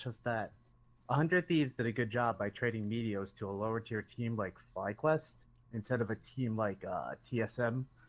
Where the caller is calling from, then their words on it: Long Island, New York, United States; Long Island, New York.